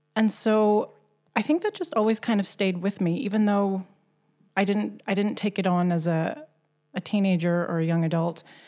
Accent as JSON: {"language": "English", "country": "Canada", "tie": "born or raised there", "moved": "as an adult", "lives_now": "Gothenburg, Sweden", "said": "I was born and raised in Canada."}